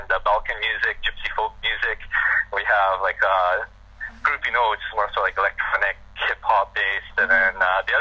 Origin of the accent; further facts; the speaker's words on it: Vancouver, British Columbia, Canada; now in Toronto, Canada; Vancouver, my hometown.